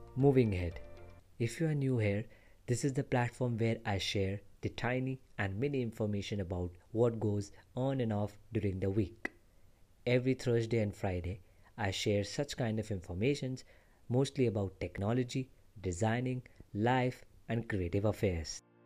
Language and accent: English; India; I'm from India